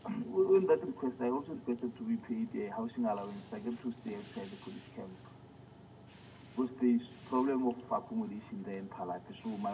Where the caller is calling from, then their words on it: Botswana; I'm calling from Swapen. {S1} Yes. {S0} Botswana.